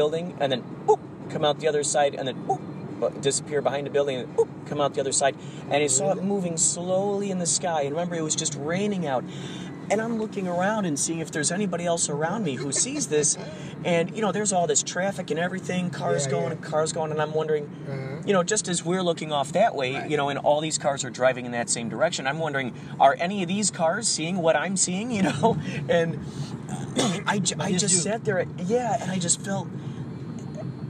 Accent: Chicago, Illinois, United States; moved away; I was in Chicago, because I'm from Chicago

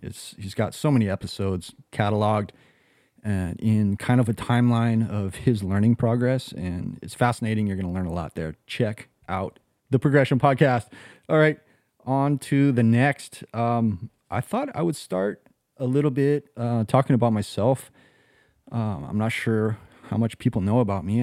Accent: Kauai, Hawaii, United States; moved away as an adult; also born or lived in California / Costa Rica; now in Jacksonville, United States; I was born in California. raised here on the island of Kauai

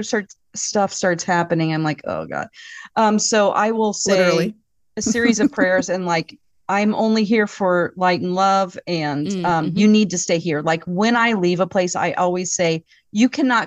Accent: Southwest Missouri, United States; moved away as an adult; also born or lived in California; now in Minnesota, United States; We're from Southwest Missouri, actually, because my parents moved us from California there. And like when I was, you know, kindergarten. So I feel like I'm a Missourian

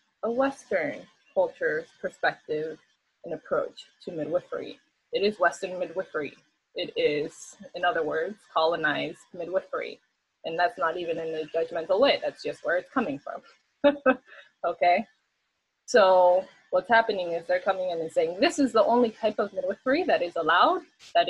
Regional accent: Venezuela; now in Hawaii, United States; where I'm from Venezuela, you know, we were colonized so long ago

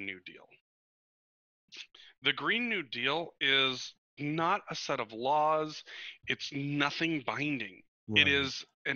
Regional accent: Montana, United States; growing up in Montana, where I always considered myself a conservationist

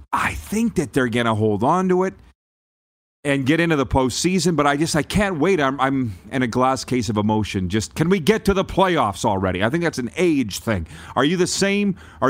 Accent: Canada; now in United States; and we'll be just fine being Canadian here in South Florida. There's quite a few of us.

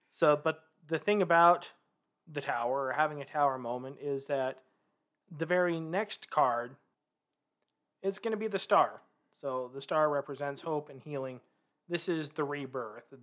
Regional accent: Vancouver, Washington, United States; now in Salt Lake City, United States; I am originally from Vancouver, Washington. So the family decided to make what we call the mecca move here to Salt Lake City.

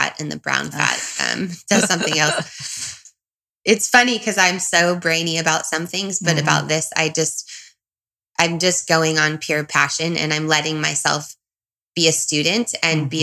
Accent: Southern California, United States; also born or lived in Brazil; I'm from Southern California

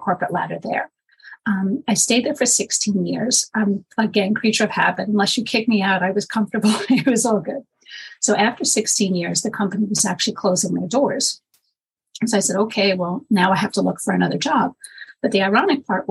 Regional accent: New York City, New York, United States; moved away as an adult; now in Long Island, United States; I'm born and raised in Manhattan, but for the past 20 years now, I'm in Long Island

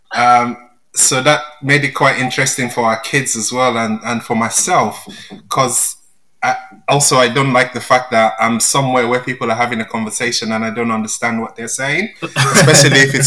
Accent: Nigeria; first language Yoruba; English is a second language; moved away as an adult; now in England; I was born in Nigeria. I grew up in Nigeria. I was there for 27 years before I moved to England.

